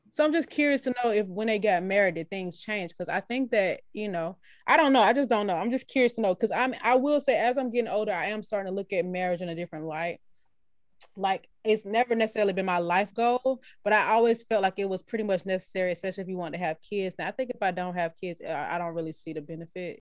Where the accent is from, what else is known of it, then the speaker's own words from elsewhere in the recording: United States; I'm American